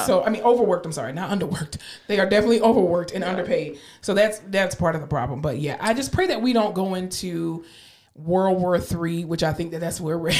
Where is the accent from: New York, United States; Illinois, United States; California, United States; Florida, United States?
Florida, United States; now in Texas, United States; I'm from Florida.